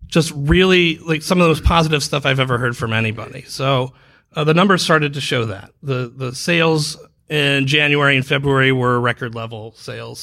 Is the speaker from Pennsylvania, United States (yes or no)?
no; Dayton, Ohio, United States; now in Orlando, United States; I'm from Dayton